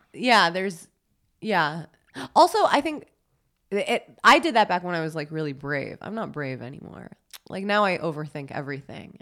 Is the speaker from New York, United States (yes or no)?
yes; New York City, New York, United States; growing up in New York, that's so normal